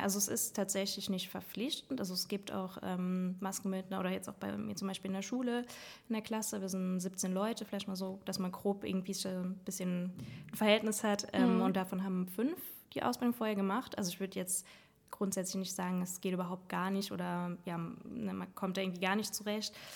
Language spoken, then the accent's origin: German; Saarland, Germany; moved away as an adult; now in Trier, Germany; Ich komme aus dem Saarland